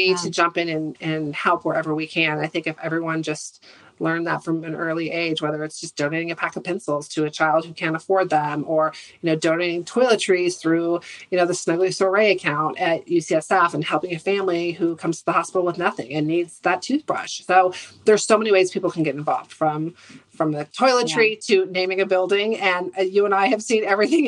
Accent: Santa Rosa, California, United States; we grew up in Santa Rosa, which is a small town

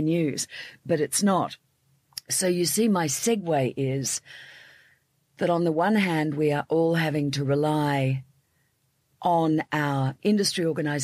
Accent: Australia; I'm Australian

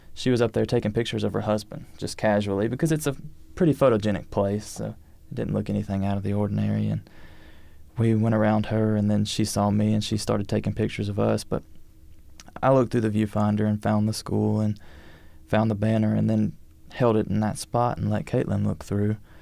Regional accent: Jacksonville, Alabama, United States; now in Birmingham, United States; I'm from Jacksonville

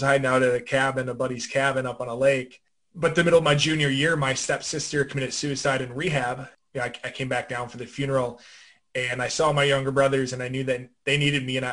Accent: western Minnesota, United States; I am from a very small town in the western part of Minnesota, about 20 miles from the South Dakota border.

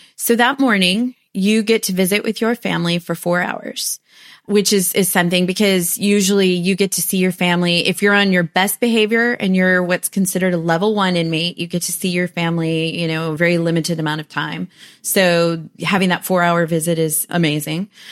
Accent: United States; also born or lived in Huntsville, Texas; I'm American

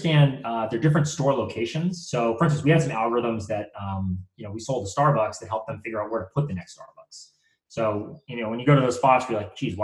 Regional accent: just outside of Boston, Massachusetts, United States; I grew up, just outside of Boston. I grew up there, my entire childhood.

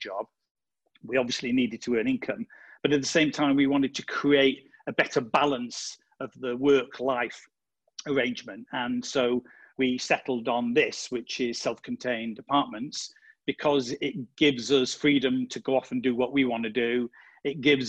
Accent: United Kingdom; moved away as an adult; also born or lived in London, United Kingdom; now in Marche, Italy; I'm British. We used to live in the UK, in London.

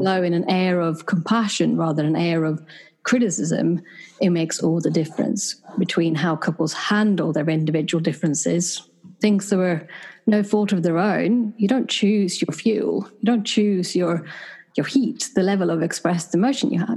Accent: Sweden; moved away as an adult; also born or lived in United Kingdom; now in London, United Kingdom; having been born and raised in Sweden and then having moved to the UK about 10 years ago

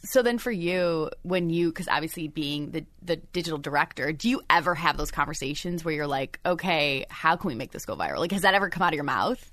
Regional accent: Michigan, United States; moved away; I'm from Michigan

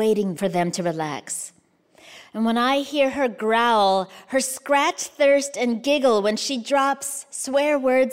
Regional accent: United States; also born or lived in Kansas / Arizona; I was born in the States, grew up in the States

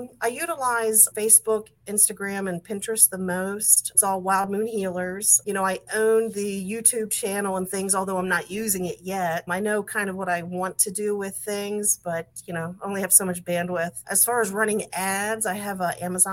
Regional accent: Maryland, United States; also born or lived in West Virginia; I was born and raised in Maryland, outside of Washington, D.C.

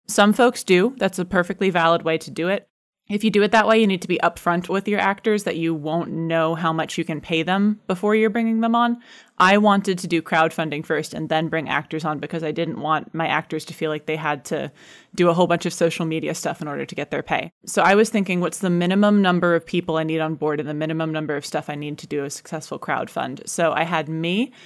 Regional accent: United States; now in United Kingdom; I am American, but I live in the U K

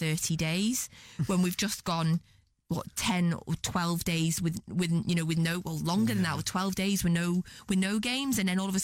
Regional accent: Scotland, United Kingdom; I'm Scottish

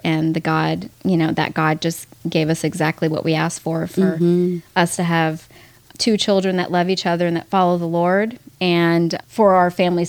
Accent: Miami Beach, Florida, United States; moved away as an adult; also born or lived in Manhattan, New York; now in Texas, United States; I was born in Manhattan, New York, and raised in Miami Beach, Florida, and have lived in Texas for the past 28 years.

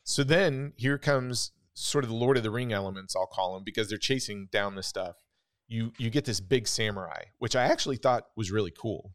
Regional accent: Wichita, Kansas, United States; when I was growing up in Wichita, Kansas

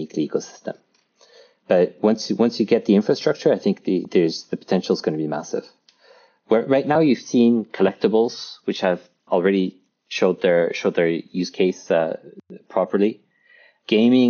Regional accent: France; I grew up in France

